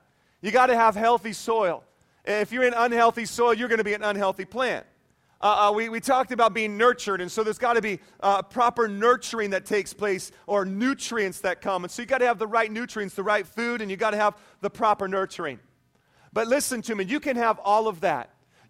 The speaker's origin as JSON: {"language": "English", "town": "Whidbey Island", "region": "Washington", "country": "United States", "tie": "born or raised there", "said": "Growing up on Whidbey Island, Washington, where it rains all the time, you can get a lot of big trees."}